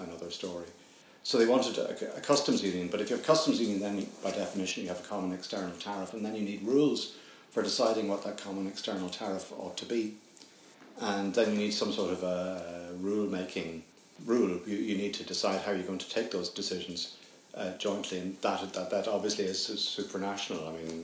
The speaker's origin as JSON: {"language": "English", "country": "Ireland", "said": "as an Irishman, because we're a small country"}